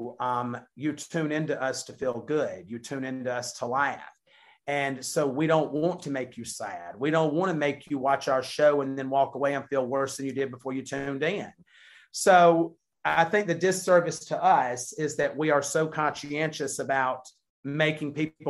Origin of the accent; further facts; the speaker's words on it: the South, United States; we're from the South.